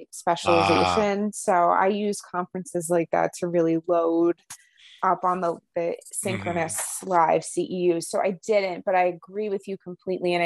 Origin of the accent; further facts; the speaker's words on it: New Jersey, United States; I'm from Jersey